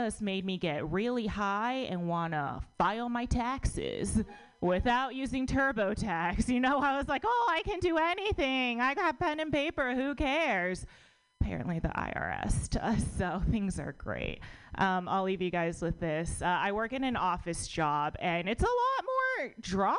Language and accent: English; United States; born or raised there